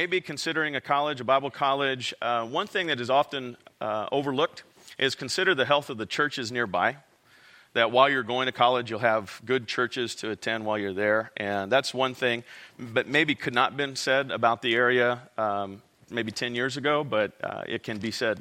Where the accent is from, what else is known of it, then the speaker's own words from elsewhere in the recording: Visalia, California, United States; also born or lived in Corcoran, California / Fresno, California; I grew up in Central California, Tulare, Visalia.